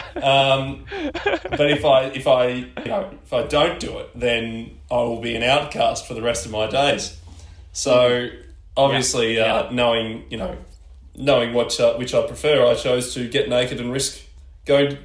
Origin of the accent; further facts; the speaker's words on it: Ballarat, Victoria, Australia; moved away as an adult; also born or lived in Geelong; I grew up in Ballarat, um, cold freezing town in bottom of Victoria, and uh, moved to Geelong